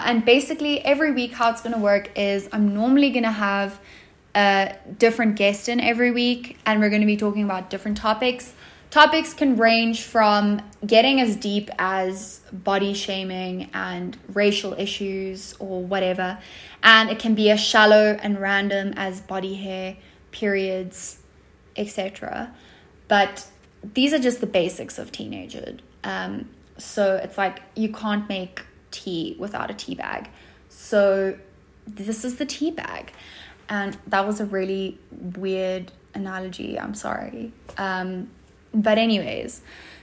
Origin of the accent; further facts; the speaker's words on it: South Africa; accent: South African; I'm 16 and I live in South Africa, as you probably can have deduced from my accent.